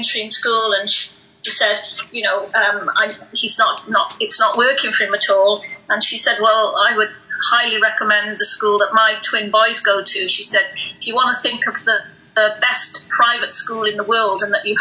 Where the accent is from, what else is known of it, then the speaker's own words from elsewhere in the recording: North Wales, United Kingdom; I'm from North Wales.